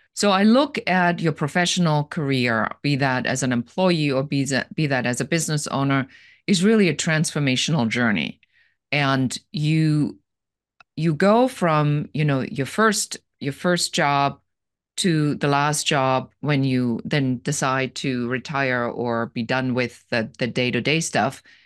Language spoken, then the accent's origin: English; Germany; moved away as an adult; now in Los Angeles, United States; And I'm originally from Germany, and I live here now in Los Angeles.